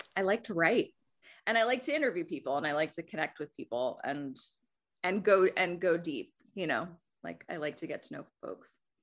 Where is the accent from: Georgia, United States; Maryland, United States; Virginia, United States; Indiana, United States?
Georgia, United States; Athens; also born or lived in Des Moines, Iowa; now in New York City, United States; I grew up in Athens, Georgia